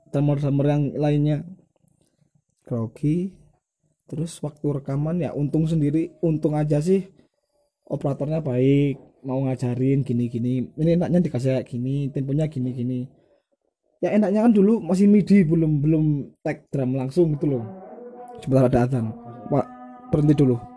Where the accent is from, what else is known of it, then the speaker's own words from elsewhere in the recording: Surabaya, East Java, Indonesia; kalau di kota saya sendiri utama Surabaya dulu belum ada yang tag drum langsung ya ada cuma mahal tapi kan kita kan cuma budget anak SMA lah